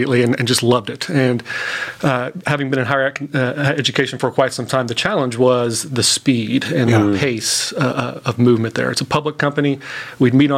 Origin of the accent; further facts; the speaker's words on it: Tulsa, Oklahoma, United States; born and raised in Tulsa